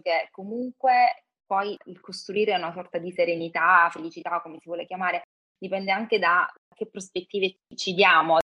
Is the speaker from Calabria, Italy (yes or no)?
yes; Calabria, Italy; also born or lived in Milan; now in Rome, Italy; vivo a Roma, sono calabrese ho vissuto per un periodo a Milano